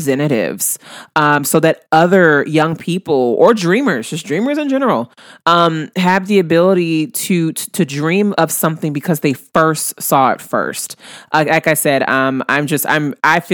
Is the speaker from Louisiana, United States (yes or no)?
yes; New Orleans, Louisiana, United States; my hometown of New Orleans